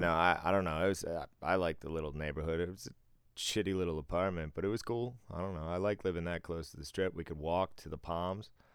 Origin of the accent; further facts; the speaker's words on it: Boston, Massachusetts, United States; growing up in Boston